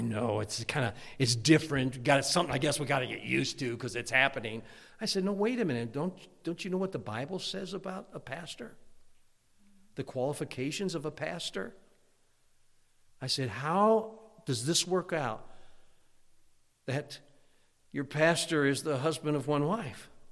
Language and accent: English; Hammond, Indiana, United States; moved away as an adult; also born or lived in Munster, Indiana / Chicagoland; now in Pennsylvania, United States; I grew up in Hammond, Indiana, Munster, Indiana, and Chicagoland area